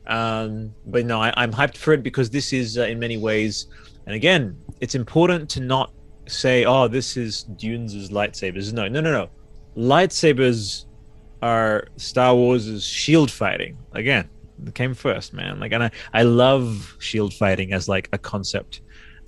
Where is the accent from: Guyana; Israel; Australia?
Australia; I'm Australian